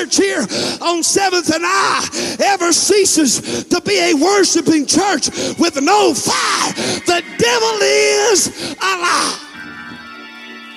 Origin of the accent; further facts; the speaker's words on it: Texas, United States; I'm from Texas